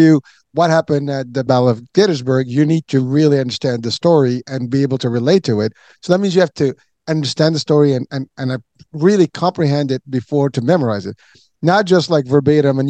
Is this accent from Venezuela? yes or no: no; Morocco; moved away; I'm from Morocco